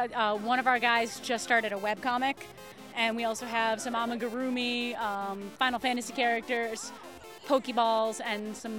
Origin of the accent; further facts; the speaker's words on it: Boston, Massachusetts, United States; I'm from Boston.